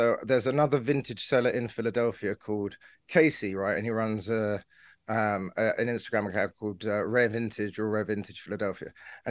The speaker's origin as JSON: {"language": "English", "country": "United Kingdom", "said": "I'm not going to get into an argument about racism because, you know, I'm British."}